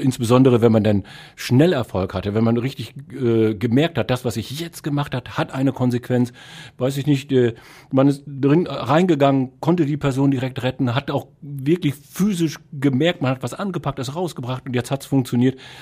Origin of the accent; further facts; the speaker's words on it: Emsland, Lower Saxony, Germany; now in Essen, Germany; Also da, wo ich herkomme, das ist im Emsland, da gibt es eine freiwillige Feuerwehr